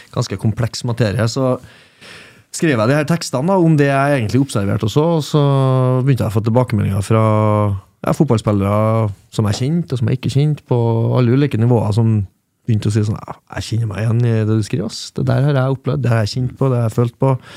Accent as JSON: {"language": "Norwegian", "region": "Trøndelag", "country": "Norway", "said": "jeg er trønder"}